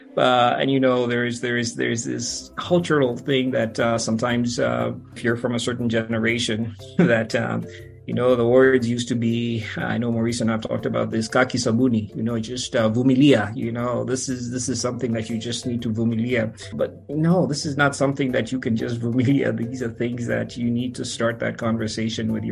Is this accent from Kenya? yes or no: yes; Kenya; moved away; I grew up in Kenya